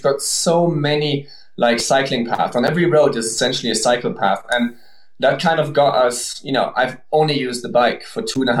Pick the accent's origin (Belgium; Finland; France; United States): Belgium; English is a second language; moved away; also born or lived in Germany; No, so I'm German, but I grew up in Belgium.